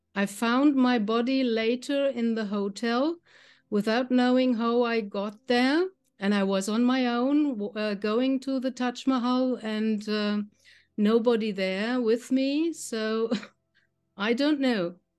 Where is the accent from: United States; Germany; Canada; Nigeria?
Germany; I'm from Germany. I live in the middle of Germany, near to the town Frankfurt.